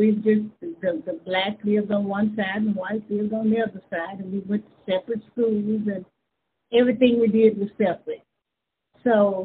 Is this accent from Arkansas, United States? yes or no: yes; Hughes, Arkansas, United States; I was born and raised in Hughes, so I grew up right there in Hughes, Arkansas.